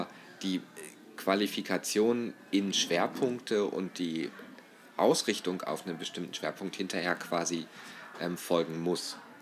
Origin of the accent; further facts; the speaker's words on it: Northern Germany, Germany; now in Austria; als typisch Norddeutschen und jetzt als Ausländer in Österreich